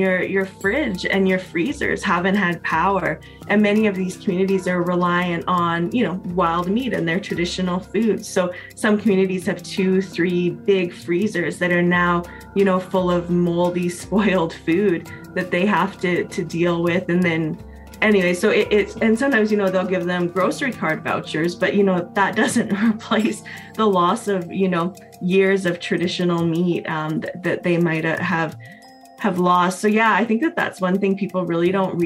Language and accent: English; Canada; I'm a Métis woman from Treaty 8 territory